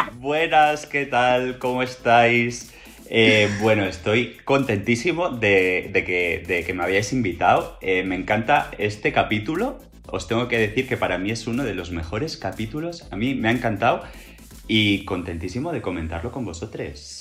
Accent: Barcelona, Catalonia, Spain; yo soy de Barcelona

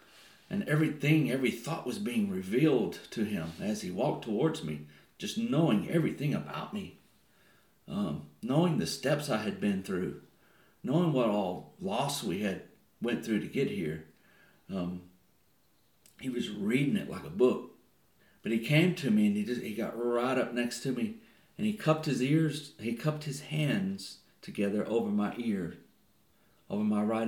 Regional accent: Texas, United States; moved away as an adult; now in New Zealand; I'm from Texas and I'm living here. I'm a resident here.

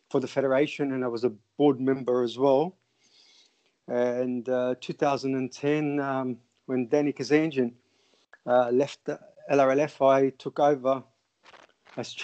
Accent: Australia; moved away as an adult; also born or lived in Lebanon; now in Altrincham, United Kingdom; I'm Australian, wasn't born in the country, and I've been residing overseas for the last 20 years

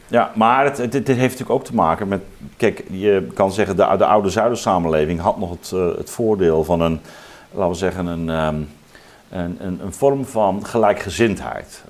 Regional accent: Zeelandic Flanders, Netherlands; ik ben zelf opgegroeid in Zeeuws-Vlaanderen

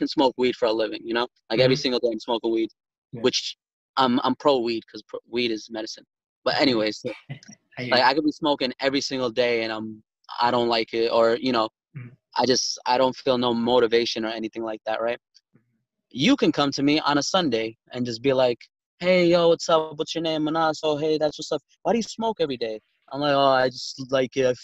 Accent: New York City, New York, United States; we're from Brooklyn

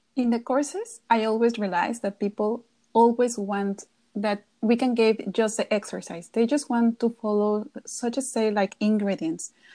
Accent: Querétaro, Mexico; my hometown, that was Querétaro

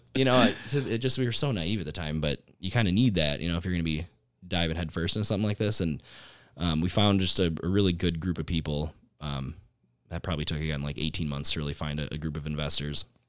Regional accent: Menasha, Wisconsin, United States; moved away as an adult; now in Oshkosh, United States; I grew up in Menasha, just about twenty minutes north of here

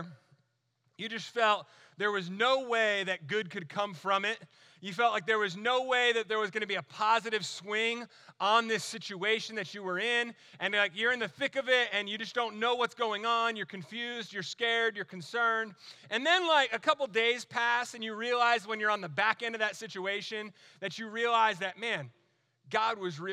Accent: New Jersey, United States; moved away as an adult; also born or lived in Alaska / North Carolina; now in Florida, United States; was born and raised in New Jersey

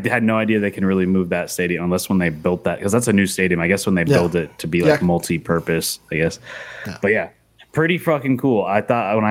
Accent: United States; as an American

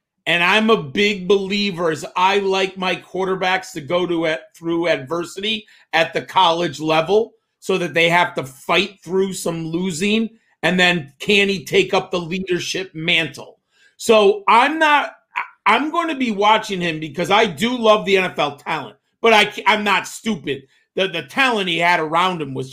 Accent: Northeast, United States; I'm from the Northeast

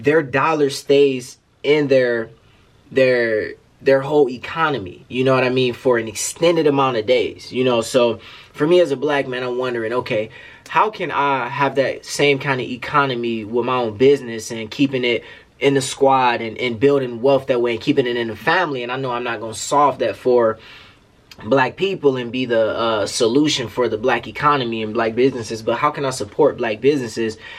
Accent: Detroit, Michigan, United States; this is stuff that I am personally working on for my city

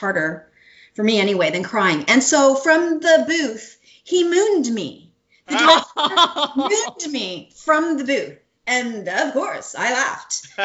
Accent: Canada; moved away as an adult; I was from Canada

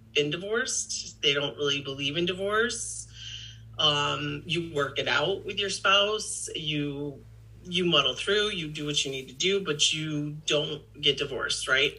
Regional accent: Victor, United States; my hometown of Victor

